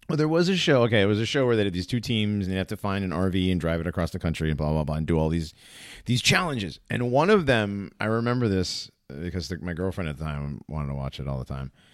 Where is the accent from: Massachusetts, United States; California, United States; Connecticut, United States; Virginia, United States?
Connecticut, United States; Hartford; I grew up in Hartford